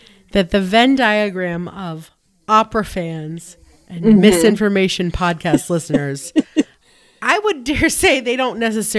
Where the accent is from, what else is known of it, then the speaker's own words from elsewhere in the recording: Pittsburgh, Pennsylvania, United States; we're both from Pittsburgh